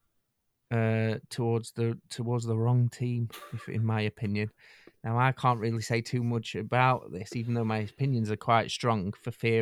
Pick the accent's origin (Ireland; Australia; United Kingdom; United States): United Kingdom; us as a British nation